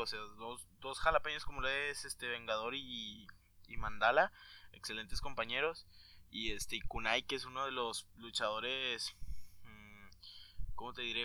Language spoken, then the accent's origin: Spanish; Mexico; somos mexicanos y a todos nos gusta la lucha libre, ¿no? La lucha libre es, como cultura aquí en nuestro México.